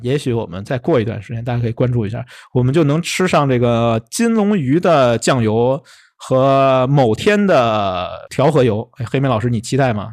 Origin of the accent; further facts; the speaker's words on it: Beijing, China; 这可能我们北京人爱吃这东西啊